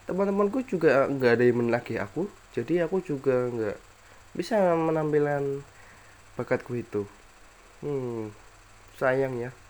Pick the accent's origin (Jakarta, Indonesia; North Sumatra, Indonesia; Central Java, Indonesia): Central Java, Indonesia; Semarang; aku ini asli Semarang ya Jawa Tengah ibu gue berasal dari Semarang dan bapak gue berasal dari Pemalang Jawa Tengah juga lah